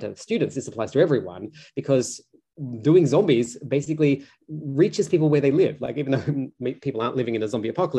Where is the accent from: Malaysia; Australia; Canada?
Australia; I grew up in Australia